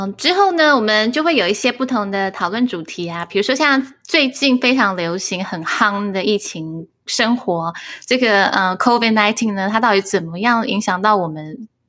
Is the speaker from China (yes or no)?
no; Taiwan; accent: Taiwanese Mandarin; 我也会有一些是台湾国语的部分